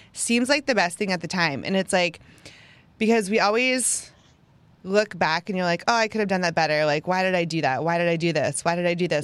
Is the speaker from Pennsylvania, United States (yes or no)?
yes; Pennsylvania, United States; moved away as an adult; now in Houston, United States; I'm from Pennsylvania, got married, moved to Houston